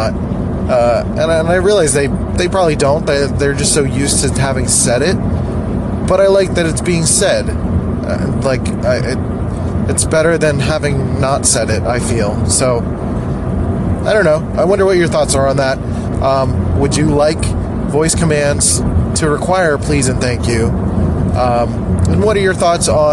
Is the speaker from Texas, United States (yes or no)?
no; Philadelphia, Pennsylvania, United States; accent: nasally; I'm from Philly, so everyone sounds like nasally and annoying, including me sometimes